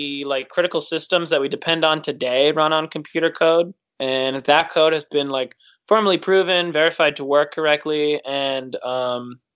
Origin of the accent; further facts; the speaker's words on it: Detroit, Michigan, United States; moved away; I'm originally from Detroit